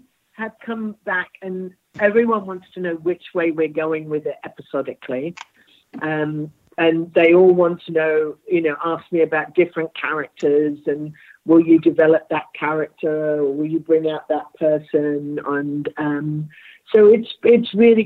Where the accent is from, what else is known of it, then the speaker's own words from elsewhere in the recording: United Kingdom; I'm very British.